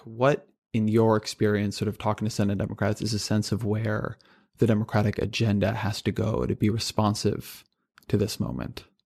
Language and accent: English; California, United States; I grew up in California